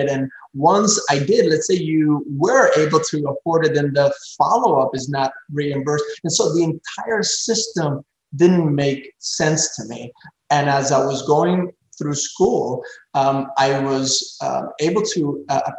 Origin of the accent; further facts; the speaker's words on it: Pembroke Pines, Florida, United States; there was an abandoned Circuit City uh, in this corner of uh, my hometown, Pembroke Pines, Florida, in Broward County